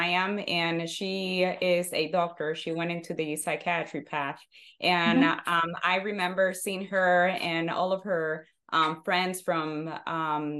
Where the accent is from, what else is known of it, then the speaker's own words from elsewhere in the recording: Santiago de los Caballeros, Santiago, Dominican Republic; moved away as an adult; now in United States; I was born and raised in Santiago, Dominican Republic, and I stayed there since I was born until I had to come here.